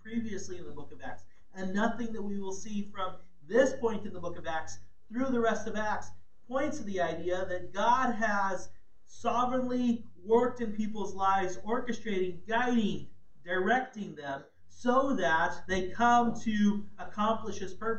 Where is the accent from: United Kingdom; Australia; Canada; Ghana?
Ghana; I was a missionary's kid. I grew up in Ghana, West Africa.